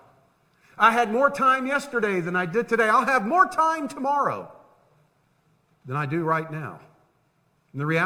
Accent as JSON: {"language": "English", "town": "Tampa", "region": "Florida", "country": "United States", "tie": "born or raised there", "said": "the house I grew up in Tampa. The only house I knew"}